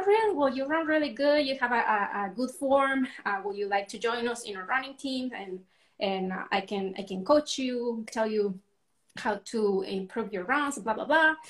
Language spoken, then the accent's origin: English; Mexico; moved away as an adult; now in Arizona, United States; I was born and raised in Mexico, and I currently live in Arizona. I've been in the U.S. for about 11 years now